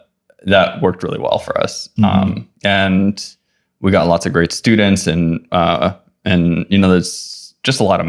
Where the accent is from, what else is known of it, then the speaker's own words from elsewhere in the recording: Oahu, Hawaii, United States; moved away as an adult; also born or lived in Kauai, Hawaii / Los Angeles / San Francisco Bay Area; I grew up in Hawaii. I was born on Kauai and I lived there until I was 8. And then I moved to Oahu. I mostly lived on Oahu until I went to college